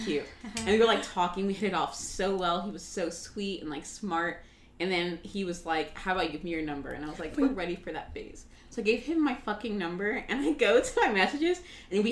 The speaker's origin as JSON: {"language": "English", "region": "the South", "country": "United States", "tie": "born or raised there", "moved": "as an adult", "said": "my hometown. So from the South."}